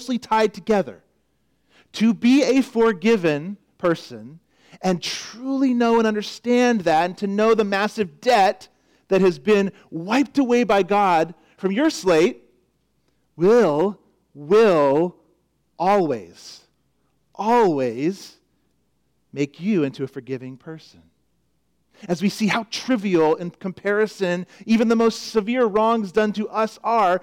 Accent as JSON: {"language": "English", "region": "Florida", "country": "United States", "tie": "born or raised there", "moved": "yes", "said": "Growing up in Florida, it was just a known fact that lurking under many water surfaces could be an alligator. You just knew it. You grew up there. I saw many when I lived there. I was only there 5 years, 6 years"}